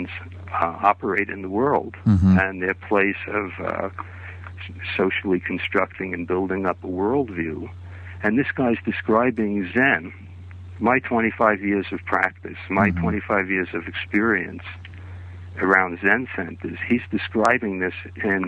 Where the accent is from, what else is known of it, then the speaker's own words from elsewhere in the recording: New York City, New York, United States; moved away as an adult; also born or lived in California; I'm from New York City, actually born in Brooklyn